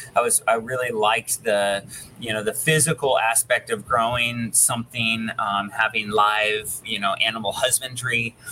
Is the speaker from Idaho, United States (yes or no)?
yes; Sandpoint, Idaho, United States; my hometown in Sandpoint, which is northern Idaho